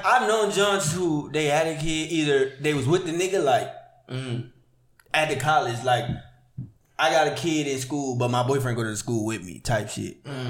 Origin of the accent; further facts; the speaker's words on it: Houston, Texas, United States; I'm from Houston, but I'm just down here.